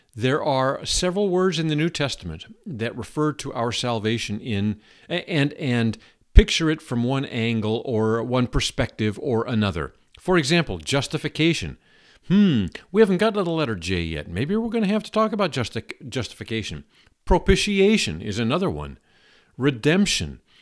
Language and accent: English; Seattle, Washington, United States; I grew up in Seattle. I grew up in a fascinating uh, community on the northwest uh, corner of Seattle called Ballard